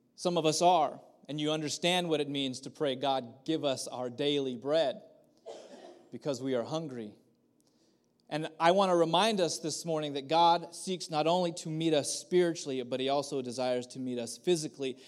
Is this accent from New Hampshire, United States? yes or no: no; Kerman, California, United States; I grew up in Kerman